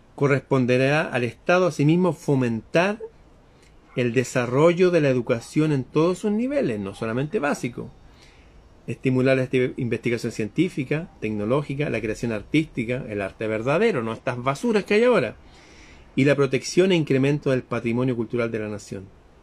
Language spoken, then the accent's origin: Spanish; Chile